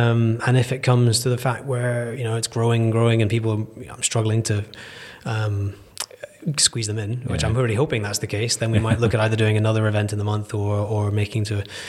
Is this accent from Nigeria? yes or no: yes; Nigeria; born there; My parents were oil and gas. They were expats. They were living in Nigeria when I came around.